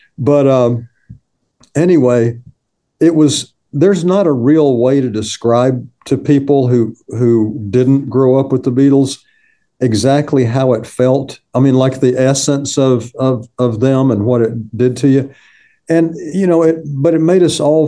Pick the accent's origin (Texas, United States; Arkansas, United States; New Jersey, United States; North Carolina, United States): Arkansas, United States; Hot Springs; I grew up in Arkansas, around Hot Springs, Arkansas